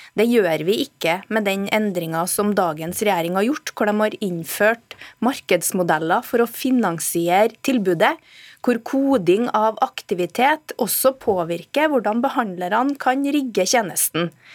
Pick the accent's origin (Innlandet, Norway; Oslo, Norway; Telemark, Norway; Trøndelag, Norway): Trøndelag, Norway; jeg kommer fra Trøndelag